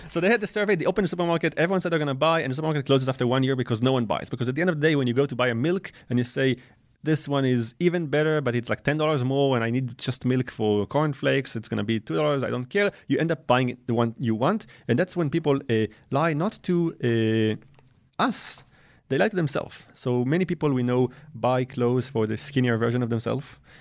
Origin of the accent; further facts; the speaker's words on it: Israel; also born or lived in France; I, I was born in France and raised in Israel